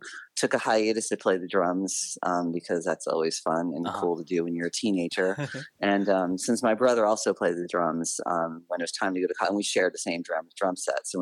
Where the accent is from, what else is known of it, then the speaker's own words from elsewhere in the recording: Bronxville, New York, United States; I grew up in a small town called Bronxville, New York